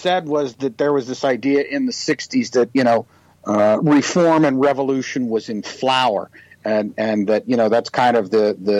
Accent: Youngstown, Ohio, United States; my hometown of Youngstown

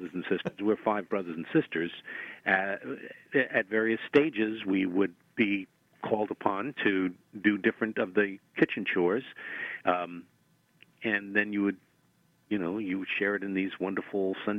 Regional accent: New York City, New York, United States; moved away as an adult; now in Pittsburgh, United States; I was born and raised in Brooklyn

